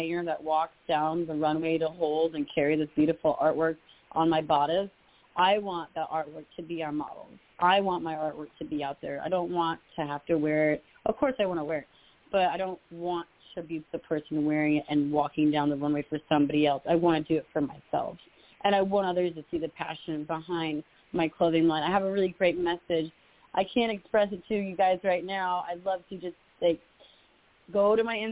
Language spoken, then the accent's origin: English; Los Angeles, California, United States; moved away; also born or lived in Florida; I'm from L.A.